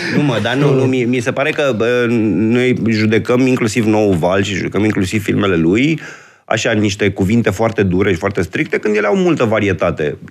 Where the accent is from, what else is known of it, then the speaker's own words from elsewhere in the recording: Bucharest, Romania; sunt născut și crescut în București